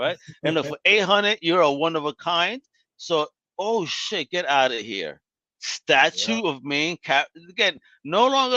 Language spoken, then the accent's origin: English; New York, United States; growing up in New York in the 90s.